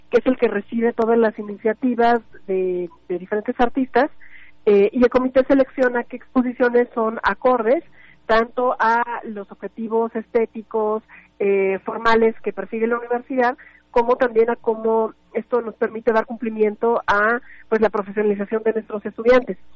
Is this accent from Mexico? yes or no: yes; Mexico; nuestro legado como mexicanos y que pues nosotros lo que quisimos fue brindar ese espacio